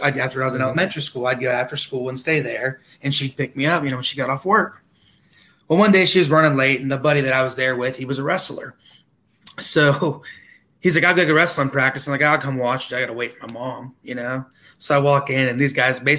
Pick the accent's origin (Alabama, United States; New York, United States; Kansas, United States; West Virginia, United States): West Virginia, United States; Parkersburg; also born or lived in Chicago / Wood County; I was originally born in Chicago. I transferred to West Virginia when I was real young and kind of basically grew up here in the state of West Virginia. Grew up in Work County originally and then transferred into Parkersburg.